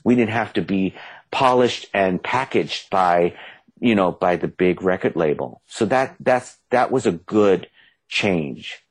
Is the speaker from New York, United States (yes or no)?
yes; New York City, New York, United States; I'm from the Bronx